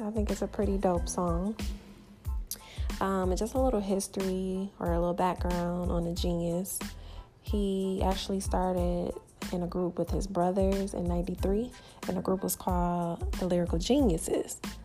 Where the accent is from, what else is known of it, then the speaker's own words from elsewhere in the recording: Detroit, Michigan, United States; I'm from Detroit